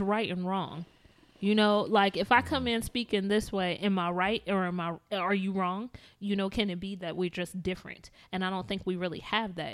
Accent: South Bend, Indiana, United States; I'm from South Bend, Indiana

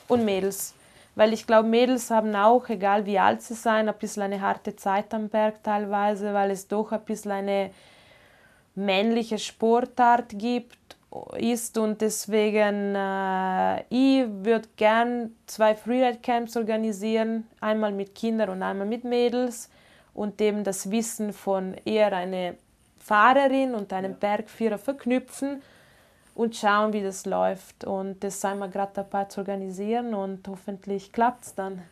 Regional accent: Italy; first language Ladin; German is a second language; now in Inn Valley, Austria; Ich bin Italienerin

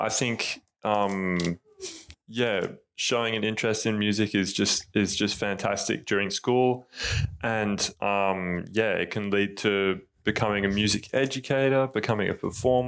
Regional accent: Tasmania, Australia; now in Melbourne, Australia; I'm originally from Tasmania

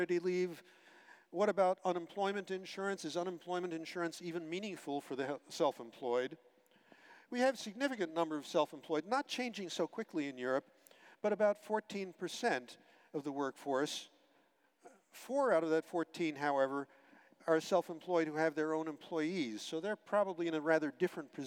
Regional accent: United States; I'm American too, by birth

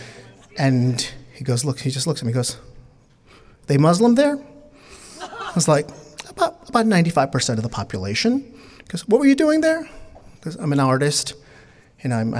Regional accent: New York City, New York, United States; English is a second language; also born or lived in Bangladesh; I was born in Bangladesh. I was raised in New York City, so English is a second language for me

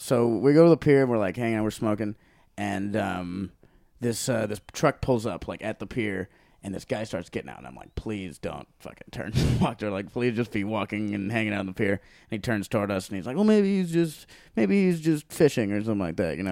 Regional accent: Hawaii, United States; moved away as an adult; also born or lived in Long Beach, California / Maui; now in Los Angeles, United States; I grew up in Hawaii

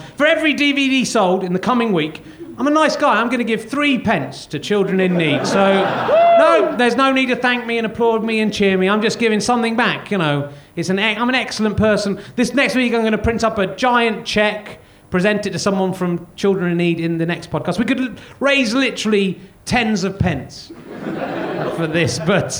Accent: Cheddar, South West England, United Kingdom; moved away; my hometown, Cheddar

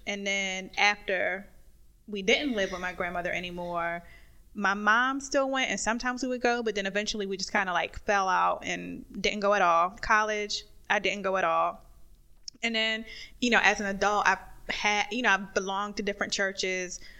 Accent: North Carolina, United States; growing up in North Carolina

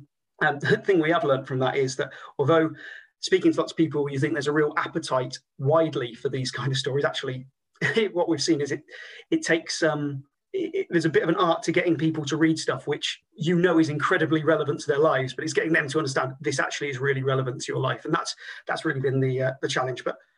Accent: United Kingdom; moved away as an adult; also born or lived in Cardiff, Wales; now in Wales, United Kingdom; I'm from the Midlands originally.

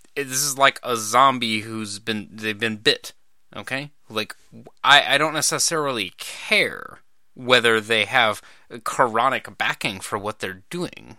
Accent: Idaho, United States; also born or lived in Montana; I grew up in Idaho and Montana

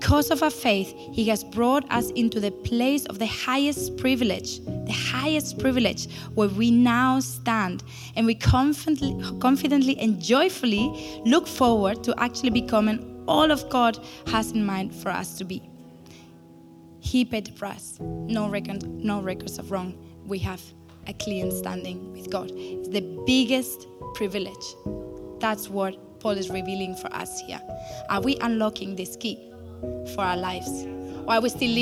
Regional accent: Spain; moved away as an adult; now in Berlin, Germany; I grew up in Spain

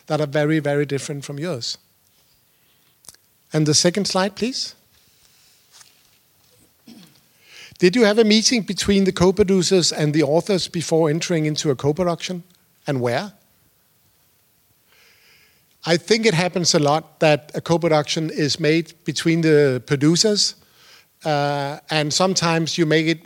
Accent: Denmark; I used to be a producer. I'm from Denmark.

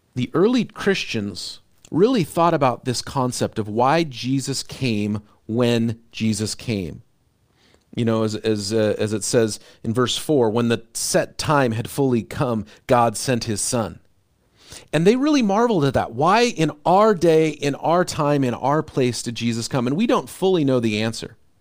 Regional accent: United States; as an American

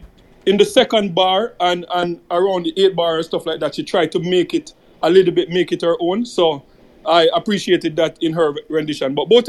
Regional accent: Jamaica; now in Canada; we have, especially as Jamaican men, we have this bad reputation

